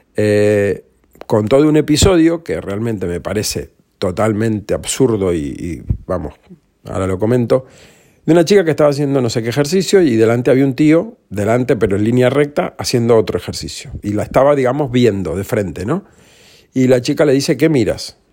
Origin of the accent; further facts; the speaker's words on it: Granadilla de Abona, Canary Islands, Spain; also born or lived in Argentina; yo vivía en Granadilla de Abona